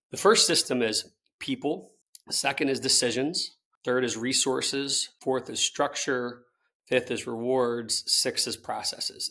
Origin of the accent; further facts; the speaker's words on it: Tallahassee, Florida, United States; I'm someone who grew up in Tallahassee, Florida